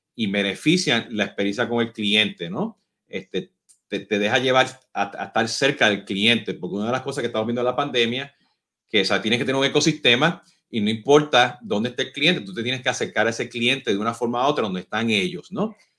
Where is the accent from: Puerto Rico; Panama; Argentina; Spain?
Puerto Rico; now in Mexico; Por mi acento, no sé si se dieron cuenta, pues yo soy boricua